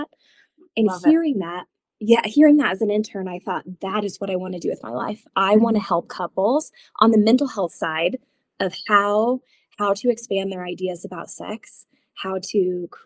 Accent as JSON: {"language": "English", "region": "Northeast Oklahoma", "country": "United States", "tie": "born or raised there", "moved": "as an adult", "lives_now": "Los Alamos, United States", "said": "I'm originally from Oklahoma. Northeast Oklahoma is home for me."}